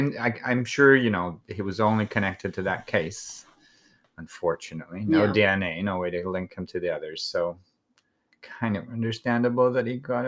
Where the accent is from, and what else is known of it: Vitoria-Gasteiz, Basque Country, Spain